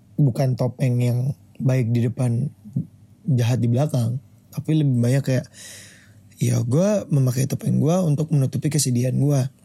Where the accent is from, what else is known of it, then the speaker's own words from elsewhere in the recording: Jakarta, Indonesia; Gue lahir di Jakarta 29 Mei 2001.